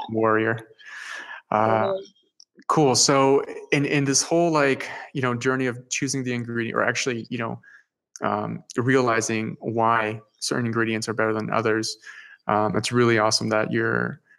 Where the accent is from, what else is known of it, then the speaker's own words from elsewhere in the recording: Peru; English is a second language; I'm originally from Peru.